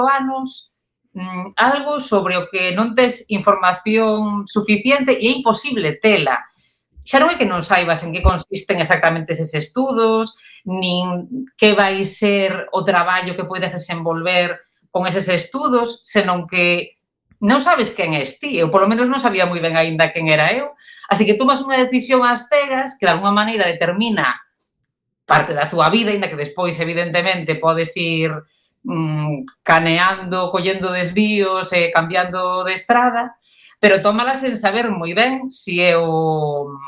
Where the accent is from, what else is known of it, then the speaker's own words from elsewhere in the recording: A Coruña, Galicia, Spain; moved away as an adult; now in Santiago de Compostela, Spain; sigo sendo coruñesa, ainda que leve non se pode dicir moi alto, pero levo máis anos en Santiago dos que botei na Coruña. Pero na Coruña botei os importantes